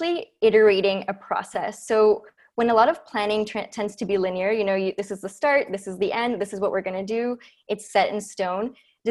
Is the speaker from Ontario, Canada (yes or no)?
no; Vancouver, British Columbia, Canada; moved away as an adult; also born or lived in Ecuador / Montreal; now in Ottawa, Canada; I'm originally from Ecuador. That's where I lived till I was 8. Then I grew up in Vancouver